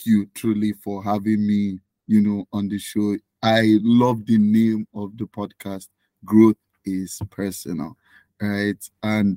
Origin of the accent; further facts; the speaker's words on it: Nigeria; now in Canada; I was born and raised in Nigeria